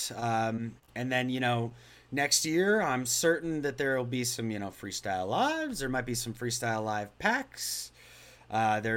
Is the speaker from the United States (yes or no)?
yes; Colorado, United States; now in Florida, United States; when I come back to Colorado, my home state, which I dearly love